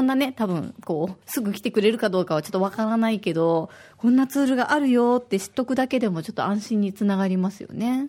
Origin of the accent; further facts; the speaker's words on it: Osaka, Japan; now in Okinawa, Japan; 大阪の出身